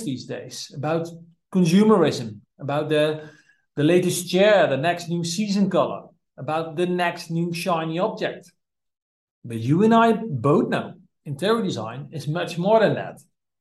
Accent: Netherlands; from the Netherlands

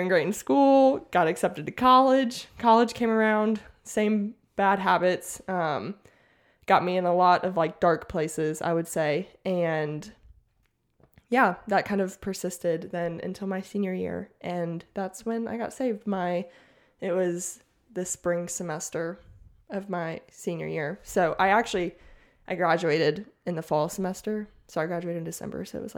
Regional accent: Mississippi, United States; also born or lived in Washington / Oklahoma / Alabama; So I was born in Washington State. And then we lived in Washington, Oklahoma, Alabama. And then my mom retired in Mississippi. So I pretty much did most of my growing up in Mississippi.

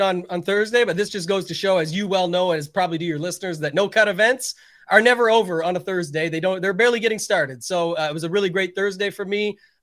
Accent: Canada; being Canadian

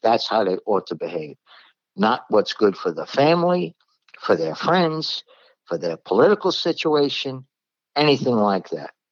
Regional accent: New York City, New York, United States; now in the South, United States; I'm a New Yorker. I'm from Brooklyn

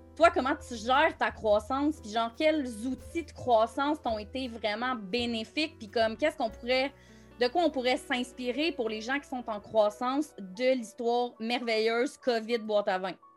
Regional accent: Montreal, Quebec, Canada; moved away as an adult; j'ai passé ma vie à Montréal, je viens de Montréal

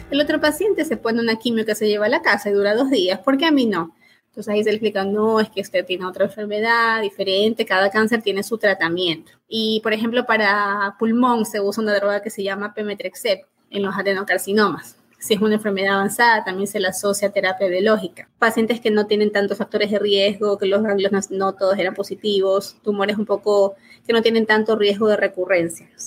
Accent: Ecuador; Me formé aquí en, en mi país, en Ecuador, médico de la Universidad Católica y el posgrado lo hice en la Universidad de Guayaquil.

